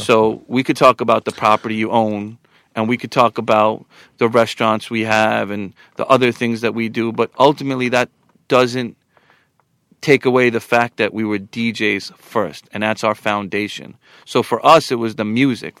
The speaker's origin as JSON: {"language": "English", "area": "Long Island", "region": "New York", "country": "United States", "tie": "born or raised there", "also_born_or_lived": "Queens", "said": "I was raised in Long Island, but always with an affinity to Queens"}